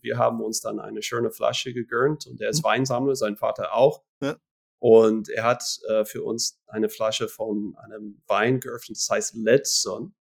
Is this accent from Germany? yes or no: no; Florida, United States; moved away as an adult; now in Switzerland; ich stamme eigentlich aus den USA, aus Florida, mhm. ähm, bin aber seit 2005